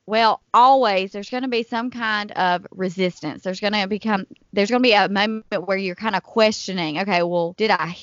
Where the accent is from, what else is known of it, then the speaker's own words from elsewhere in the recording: Selma, Alabama, United States; my hometown here in Selma